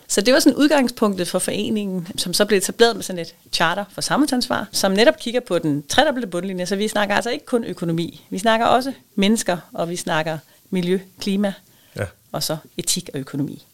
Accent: South Funen, Southern Denmark, Denmark; jeg er vokset op faktisk på Sydfyn

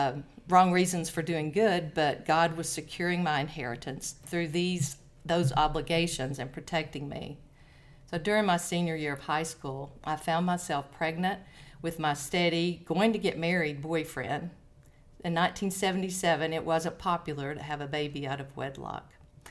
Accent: Chattanooga, Tennessee, United States; now in Knoxville, United States; Oh, no, I am from Chattanooga, and I moved around a lot. When my husband worked for the railroad, we moved around a lot and landed in Knoxville, where I'd never wanted to be, and grew to love it, so still here.

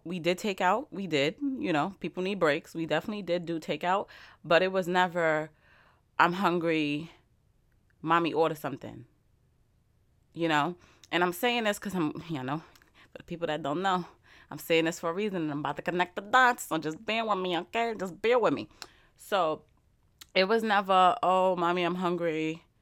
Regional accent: New York, United States; I'm from New York

